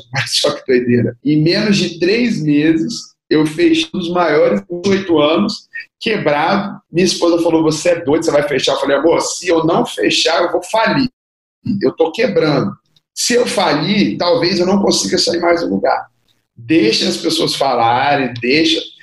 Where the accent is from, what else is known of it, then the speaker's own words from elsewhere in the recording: Serra, Espírito Santo, Brazil; sou da Serra, que é do lado de Vitória, que é da capital